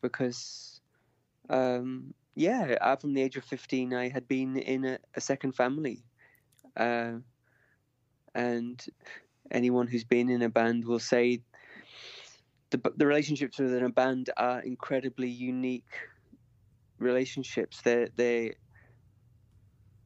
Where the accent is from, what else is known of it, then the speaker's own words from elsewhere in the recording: the north of England, United Kingdom; I'm Northern English